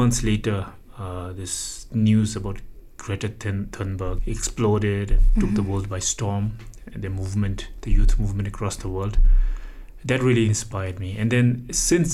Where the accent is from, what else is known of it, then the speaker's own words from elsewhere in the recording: Pemagatshel, Bhutan; from the fourth grade onwards, I grew up in Pemagatsal